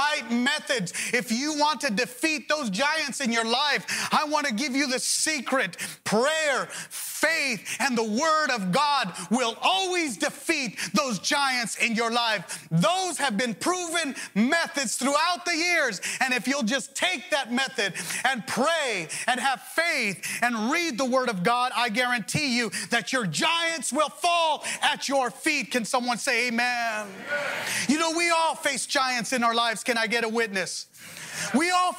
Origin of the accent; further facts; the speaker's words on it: Los Angeles, California, United States; I grew up in Pacoima.